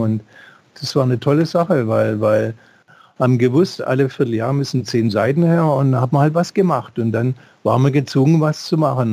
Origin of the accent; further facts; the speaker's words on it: Swabia, Baden-Württemberg, Germany; in dem kleinen schwäbischen Kaff, wo ich aufgewachsen bin